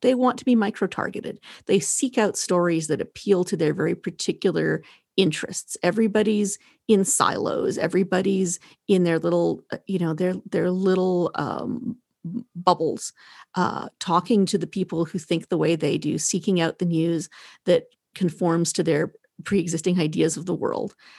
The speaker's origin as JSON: {"language": "English", "area": "the West", "region": "Western Canada", "country": "Canada", "tie": "born or raised there", "said": "I'm from the West"}